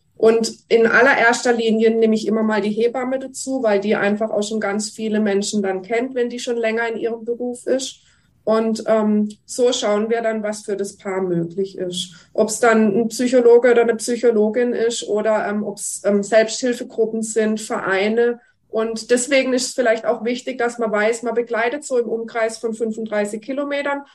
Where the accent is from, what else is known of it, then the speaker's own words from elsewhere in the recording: Germany; bei uns in Deutschland